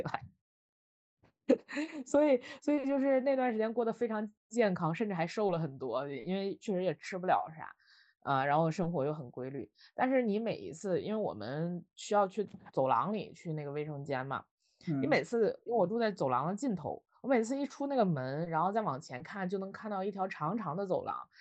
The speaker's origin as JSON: {"language": "Chinese", "region": "Northeast China", "country": "China", "tie": "born or raised there", "moved": "yes", "lives_now": "Beijing, China", "said": "我是东北人"}